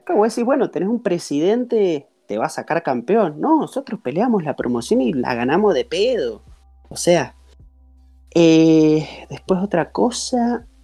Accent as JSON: {"language": "Spanish", "region": "Mendoza", "country": "Argentina", "said": "yo soy de Mendoza"}